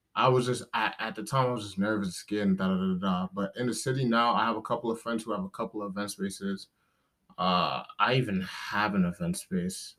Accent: New York City, New York, United States; I'm from New York City, uh, Brooklyn, New York

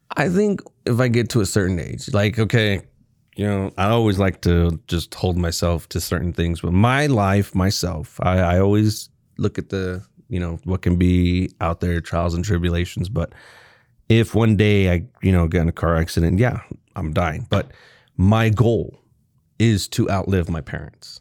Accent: North Texas, United States; I was born there.

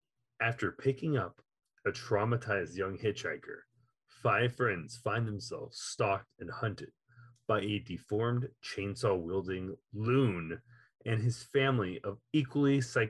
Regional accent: Texas, United States; your host who loves rewatching movies, and I'm from Texas.

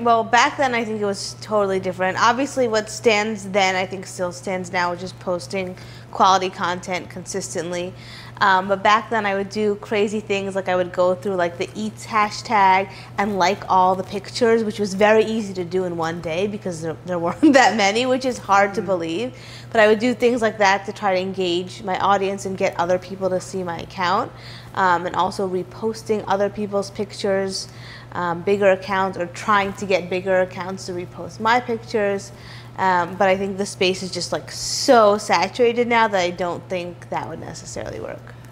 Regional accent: New York City, New York, United States; also born or lived in Hartford, Connecticut; I'm from New York City. I was born and raised here in Midtown East

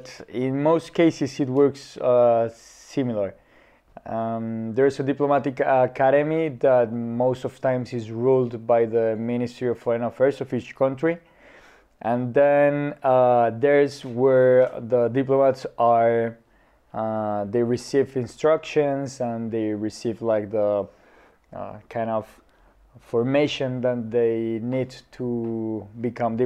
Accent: Popayán, Cauca, Colombia; moved away as an adult; also born or lived in Cali, Colombia / Bogotá, Colombia; now in Budapest, Hungary; I was born in Cali, the southern part of the country, and raised in a small town nearby, Popayán. I lived in those two cities my whole youth

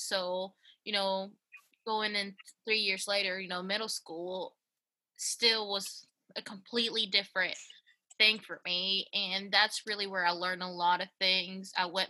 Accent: Knoxville, Tennessee, United States; also born or lived in Honduras; I was born in Honduras. Ooh, okay. But I'm pretty much from Knoxville because I've been here since I was eight.

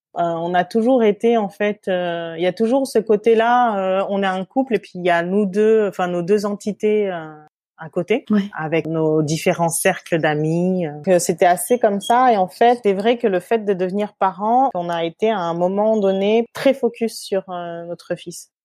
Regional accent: France; moved away as an adult; also born or lived in Switzerland; now in Singapore; on est né donc en métropole de, de parents qui, qui sont venus à peu près à la même période euh, dans la même ville

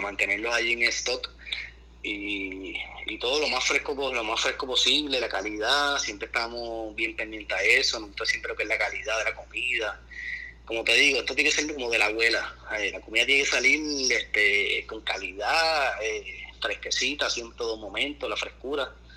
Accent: Puerto Rico; now in Miami, United States; nuestra cultura, nuestros abuelos de campo

